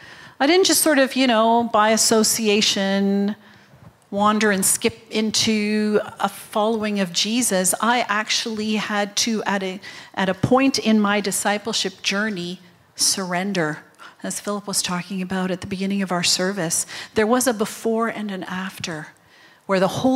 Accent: Japan; born there; I'm a third generation missionary kid. I was born in Japan.

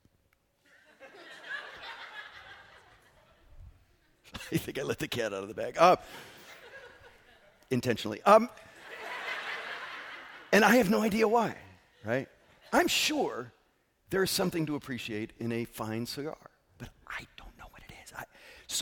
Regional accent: Northeast, United States; now in Southern California, United States; I come from the Northeast, and I grew up with mostly African Americans and Jewish people and Italians and Puerto Ricans

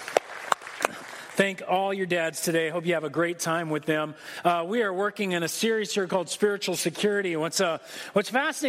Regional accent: United States; As an American

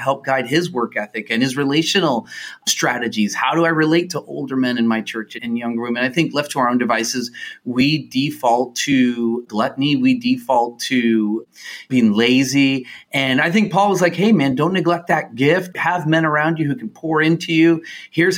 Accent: United States; I was born in the U.S.

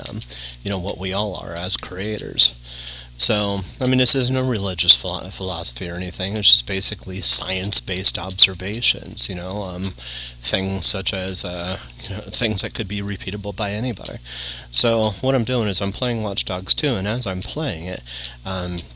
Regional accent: Yorba Linda, California, United States; also born or lived in Studio City, California; I was born and raised in Yorba Linda

